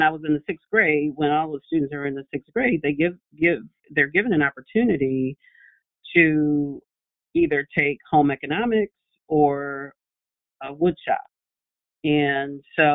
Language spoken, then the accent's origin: English; Detroit, Michigan, United States; I grew up in Detroit. I always pride myself on the fact that I am a product of Detroit public schools.